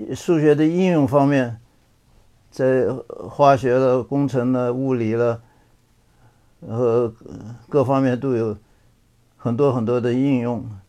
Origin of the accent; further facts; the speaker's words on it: Chongqing, China; moved away as an adult; also born or lived in Beijing / Taiwan; now in California, United States; 从小是在北京出生的，后来抗战的时候到了重庆，呃，在重庆南开中学毕业